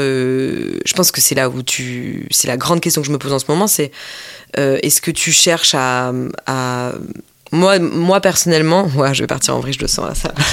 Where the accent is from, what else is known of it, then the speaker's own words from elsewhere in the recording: Mulhouse, Grand Est, France; moved away as an adult; also born or lived in Strasbourg; now in Paris, France; je venais de Mulhouse